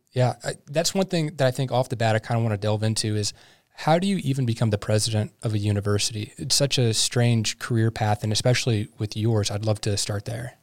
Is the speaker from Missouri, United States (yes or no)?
yes; St. Louis, Missouri, United States; now in Wichita, United States; I grew up in Saint Louis